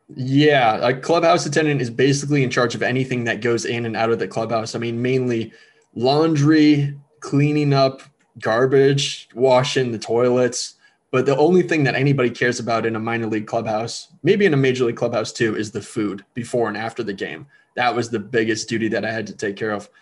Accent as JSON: {"language": "English", "town": "Elk River", "region": "Minnesota", "country": "United States", "tie": "born or raised there", "said": "Growing up in Elk River, I fell in love with the game"}